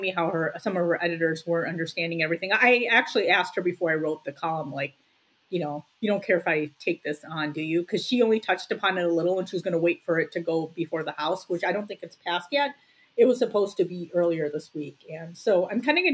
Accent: United States; I care about the United States because I'm an American. I was born here. And India is the country of my parents' birth

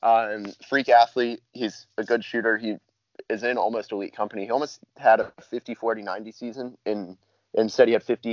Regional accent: Plano, Texas, United States; Plano, actually, my hometown.

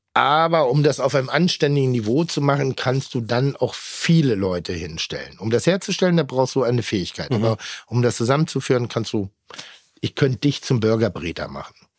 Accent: Pinneberg, Schleswig-Holstein, Germany; moved away; Ich mag das sehr, wo ich herkomme

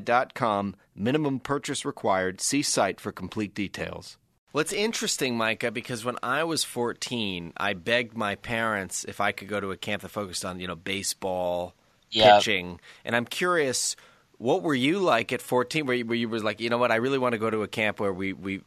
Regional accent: Canada; also born or lived in Washington, D.C.; I'm actually Canadian

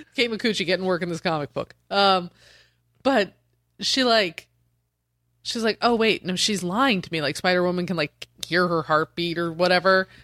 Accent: Denver, Colorado, United States; I'm from Denver.

